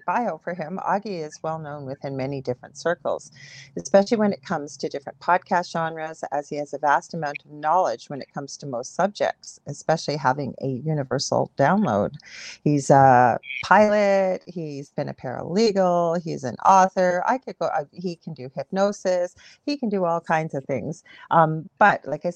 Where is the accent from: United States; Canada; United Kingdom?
Canada; I'm a Canadian clairvoyant medium